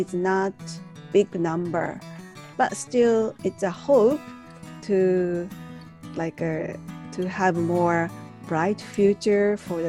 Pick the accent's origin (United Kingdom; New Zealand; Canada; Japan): Japan; from Japan.